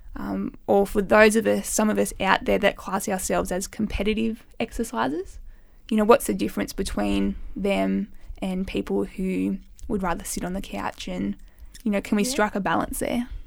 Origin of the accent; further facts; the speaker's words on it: Armidale, New South Wales, Australia; moved away; my hometown, which is Armidale, New South Wales.